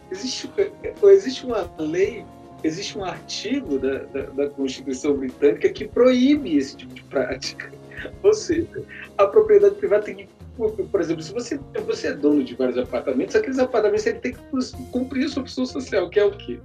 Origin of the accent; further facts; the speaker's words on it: Ceilândia, Federal District, Brazil; Feira do Ouro da Ceilândia, que é a minha quebrada